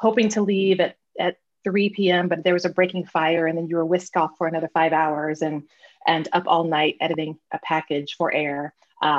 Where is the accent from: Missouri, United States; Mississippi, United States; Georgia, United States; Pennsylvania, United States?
Missouri, United States; Springfield; also born or lived in Columbia, Missouri; I grew up in Springfield, Missouri.